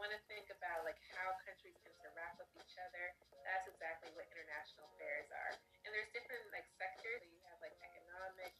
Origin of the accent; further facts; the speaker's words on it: Baltimore, Maryland, United States; When I was growing up, I didn't travel. I'm from Baltimore, Maryland.